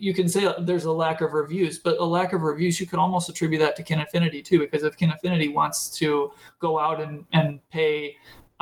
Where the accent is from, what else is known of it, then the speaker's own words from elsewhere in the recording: United States; as an American as somebody from the United States